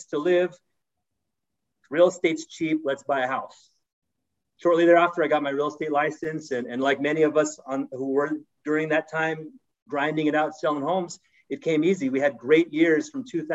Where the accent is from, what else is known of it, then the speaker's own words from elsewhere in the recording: Oakland, California, United States; I was born in Oakland, California, humble beginnings